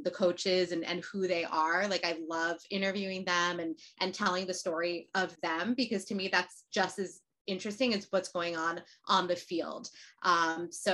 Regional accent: New York, United States; I'm from New York, so the local team is Sky Blue, now Gotham.

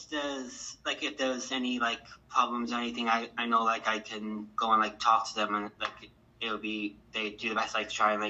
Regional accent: County Kerry, Ireland; also born or lived in Tralee; I'm from the Stowe town originally, but I was born here in Tralee, the Tralee General Hospital.

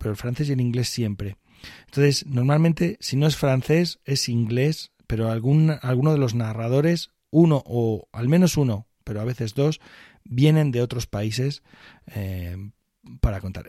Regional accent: Barcelona, Catalonia, Spain; now in Guadalajara, Spain; yo nací en Barcelona

